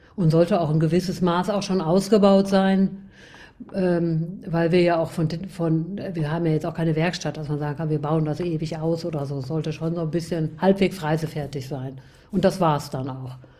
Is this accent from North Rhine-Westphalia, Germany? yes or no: yes; Gütersloh, North Rhine-Westphalia, Germany; moved away; Ich äh, bin, wie du schon gesagt hast, aus Gütersloh ähm, geboren und dann über Umwegen ein bisschen quer durch Deutschland und wieder nach Gütersloh zurückgekommen